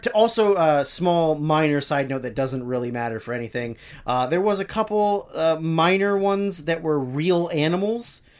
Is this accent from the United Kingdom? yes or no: no; Canada; growing up as a Canadian